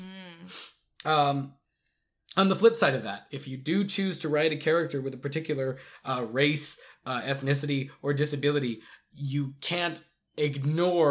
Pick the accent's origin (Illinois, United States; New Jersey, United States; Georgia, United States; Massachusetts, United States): Georgia, United States; south of Atlanta; we're from a little bit farther south than Atlanta in Georgia. We ain't got a lot of them Catholics down here in the South